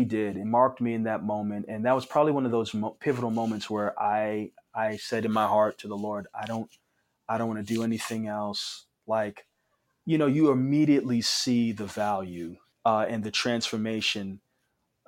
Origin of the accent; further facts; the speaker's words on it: New York City, New York, United States; Growing up in New York